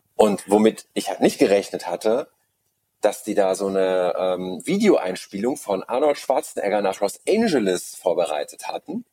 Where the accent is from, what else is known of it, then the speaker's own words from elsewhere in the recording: Munich, Bavaria, Germany; Ich bin auch in München geboren